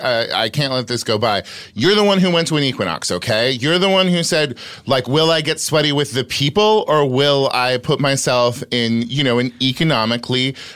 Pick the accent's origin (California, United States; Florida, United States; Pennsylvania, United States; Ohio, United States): California, United States; Sacramento Valley; I grew up in the Sacramento Valley.